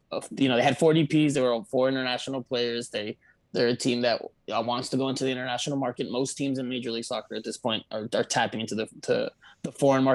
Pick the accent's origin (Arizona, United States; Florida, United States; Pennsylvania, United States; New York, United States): Florida, United States; I'm obviously born and raised in the South Florida area. I'm a proud South Floridian.